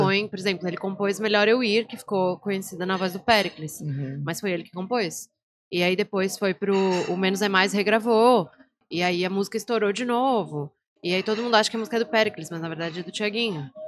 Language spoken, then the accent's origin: Portuguese; Florianópolis, Santa Catarina, Brazil; minha família é do interior de Santa Catarina, mas eu nasci aqui em Floripa